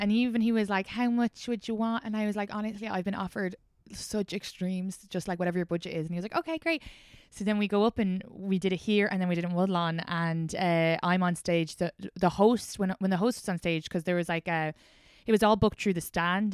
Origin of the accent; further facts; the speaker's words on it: outside Dublin, Leinster, Ireland; accent: Irish; moved away as an adult; now in New York, United States; I grew up outside Dublin